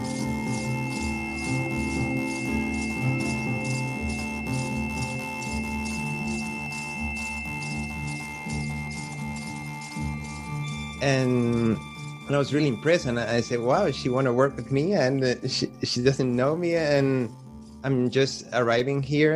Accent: Venezuela; English is a second language; moved away as an adult; now in Barcelona, Spain; I just moved from Venezuela to Barcelona

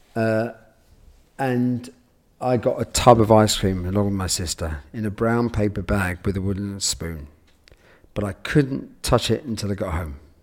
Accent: London, United Kingdom; I grew up in London, near Paddington

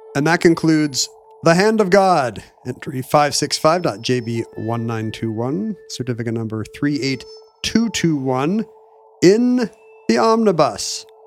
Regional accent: United States; as an American sports fan

